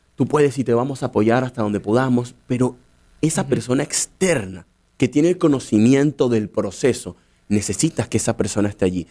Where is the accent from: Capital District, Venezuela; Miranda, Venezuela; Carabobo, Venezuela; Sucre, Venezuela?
Capital District, Venezuela; Caracas; moved away as an adult; also born or lived in Dublin, Ireland; now in United States; yo nací en Caracas